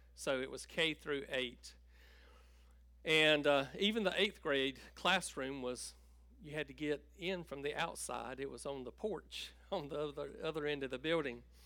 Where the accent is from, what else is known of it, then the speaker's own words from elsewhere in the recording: Tabor City, North Carolina, United States; I grew up in Tabor City and grew up on a farm outside of, uh, of Tabor